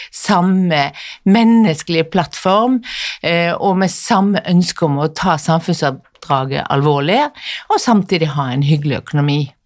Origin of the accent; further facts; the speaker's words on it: Western Norway, Norway; moved away; also born or lived in Bærum; Jeg er jo vestlending sjøl